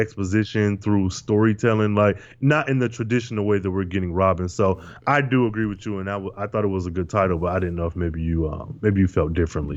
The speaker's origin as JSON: {"language": "English", "region": "Michigan", "country": "United States", "tie": "born or raised there"}